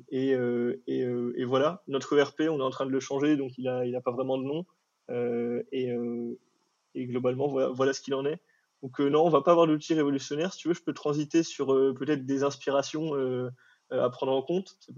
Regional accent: Morocco; parce que moi, je viens du Maroc à la base.

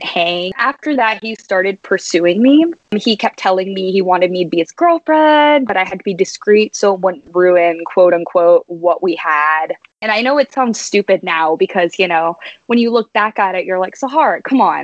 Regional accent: San Antonio, Texas, United States; moved away as an adult; now in Atlanta, United States; born and raised in San Antonio, Texas

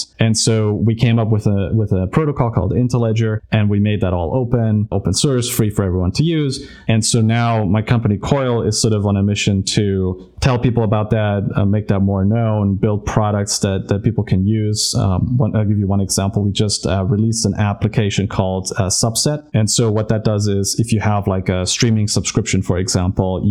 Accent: Germany; moved away; I'm from Germany originally, and so my grandmother still told me about like hyperinflation

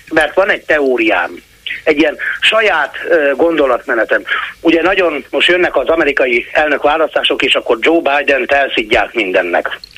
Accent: Hungary; Nézze, én vidéki vagyok, nagyon sokat járok Budapestre

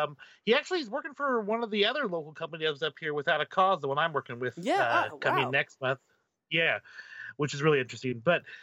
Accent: Pacific Northwest, United States; My hometown.

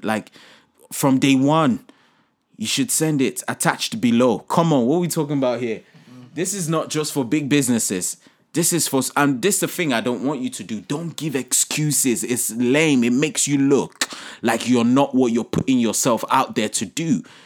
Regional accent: Nigeria; my home country here, Nigeria

